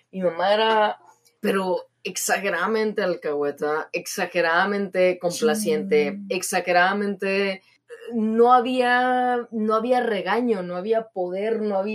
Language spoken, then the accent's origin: Spanish; Mexico; nosotras como cultura mexicana, latina